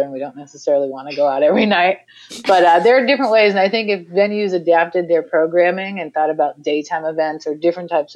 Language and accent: English; Massachusetts, United States; moved away as an adult; also born or lived in Brooklyn, New York; I'm originally from the East Coast, from Massachusetts